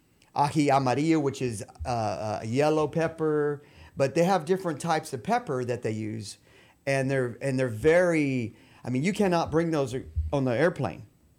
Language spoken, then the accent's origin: English; Mexico; since I grew up in Mexico, you know, I learned how to read it, write it, speak it. You know, I'm fluent.